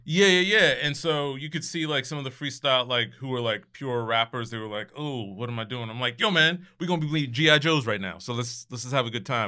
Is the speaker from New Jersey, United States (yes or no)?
yes; Scotch Plains, New Jersey, United States; born or raised there; moved away